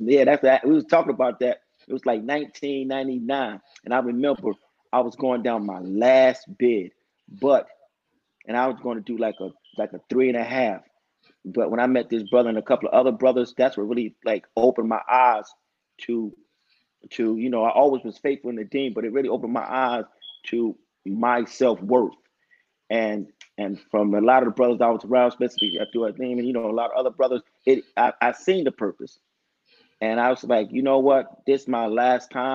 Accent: Newark, New Jersey, United States; I'm from Newark, New Jersey

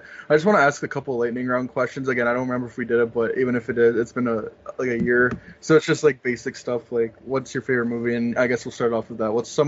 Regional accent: Canada; I'm a Canadian, you know.

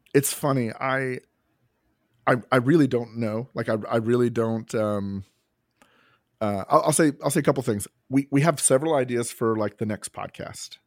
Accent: Kentucky, United States; I'm from Kentucky

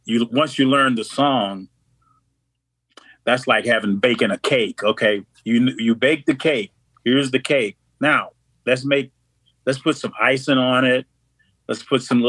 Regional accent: Kissimmee, Florida, United States; moved away as an adult; also born or lived in Chicago; I moved to Chicago from Kissimmee, Florida, from where I grew up after I got out of the military.

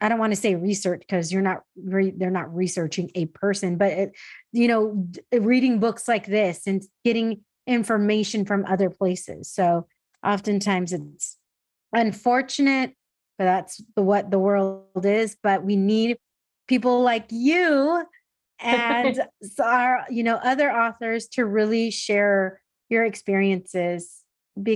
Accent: San Diego, California, United States; I grew up second gen in San Diego, in a suburb of San Diego

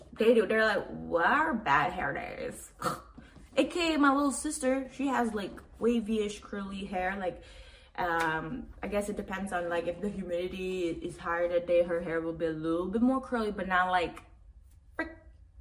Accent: Macau; moved away; I grew up in Asia

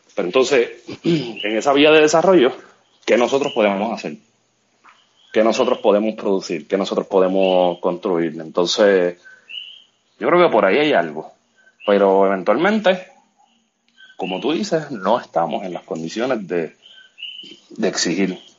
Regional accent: Puerto Rico; no es fácil vivir en Puerto Rico

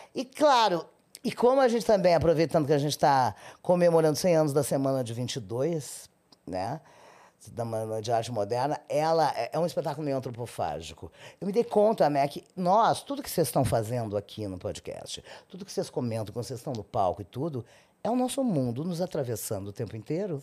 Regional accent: Rio Grande, Rio Grande do Sul, Brazil; moved away; Eu, eu sou de Rio Grande, é no Rio Grande do Sul. É, a minha cidade fica no litoral, no extremo sul

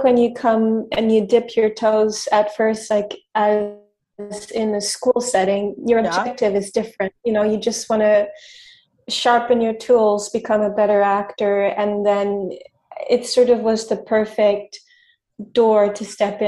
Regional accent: Montreal, Quebec, Canada; now in New York City, United States; I'm French Canadian. I'm from Montreal.

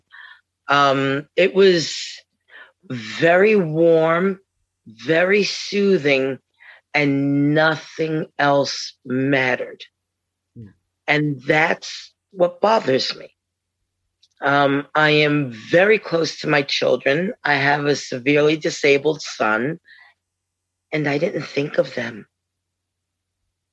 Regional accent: New York, United States; I'm from New York.

